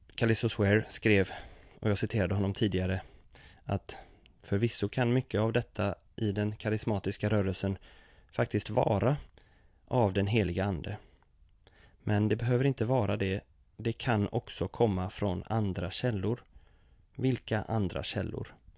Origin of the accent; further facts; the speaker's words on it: Sweden; min uppväxt inom oasrörelsen i Sverige